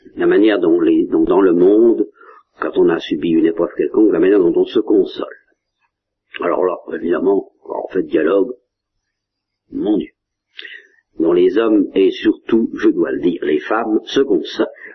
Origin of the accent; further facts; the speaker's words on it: Normandy, France; je suis normand